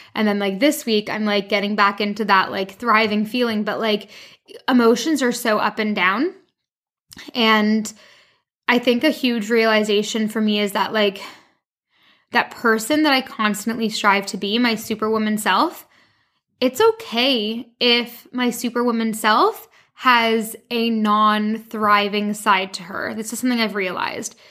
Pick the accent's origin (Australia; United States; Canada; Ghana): Canada; moved away as an adult; also born or lived in London, United Kingdom; now in France; I'm originally from Canada